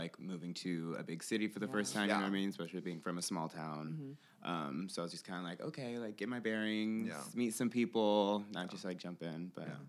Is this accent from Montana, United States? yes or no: no; Kewanee, Illinois, United States; also born or lived in Bloomington; now in Chicago, United States; I'm from Kewaunee, Illinois. So it's like a small town kind of towards the Iowa border. It is the hog capital of the world.